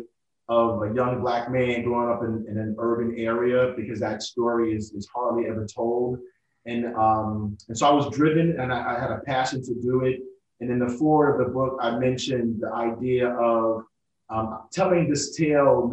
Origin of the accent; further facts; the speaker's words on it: New York City, New York, United States; also born or lived in Italy; I'm from Brooklyn, New York